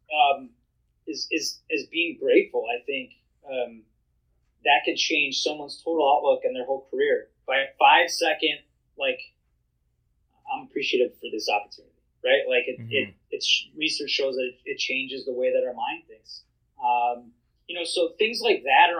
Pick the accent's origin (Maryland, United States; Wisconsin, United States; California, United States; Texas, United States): Wisconsin, United States; I'm from Wisconsin. I have to say that. It's in my blood